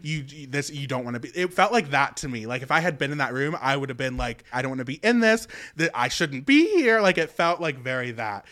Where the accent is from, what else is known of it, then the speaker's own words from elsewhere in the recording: West Virginia, United States; I was born and raised in West Virginia